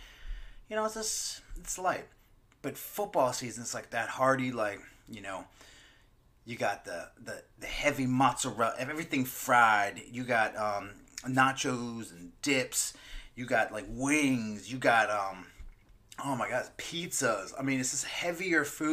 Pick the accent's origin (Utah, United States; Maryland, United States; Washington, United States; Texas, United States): Maryland, United States; Growing up, my boys, cookouts, crabs, growing up in Maryland